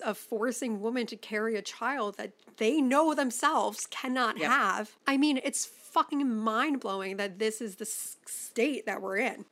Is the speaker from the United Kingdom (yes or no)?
no; Chicago, Illinois, United States; I grew up in Chicago